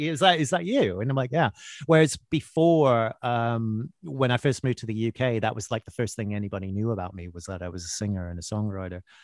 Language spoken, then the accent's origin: English; Winnipeg, Manitoba, Canada; moved away as an adult; also born or lived in Vancouver; now in London, United Kingdom; I was born in Vancouver, which is a beautiful city and a nice place, but it's not as glamorous as that. I, I, I moved, my parents moved when I was quite young, and I actually grew up in Winnipeg, Manitoba